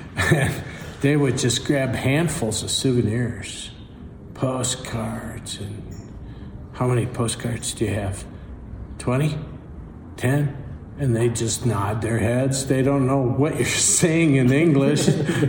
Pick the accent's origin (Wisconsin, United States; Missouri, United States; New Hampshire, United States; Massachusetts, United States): Wisconsin, United States; now in Flagstaff, United States; I'm from Wisconsin originally. I've lived in Flagstaff since 1973.